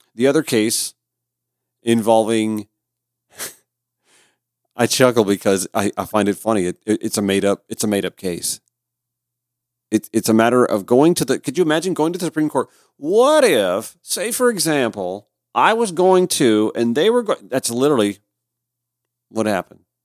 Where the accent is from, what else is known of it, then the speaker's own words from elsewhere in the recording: Augusta, Georgia, United States; now in Atlanta, United States; my hometown of Augusta, Georgia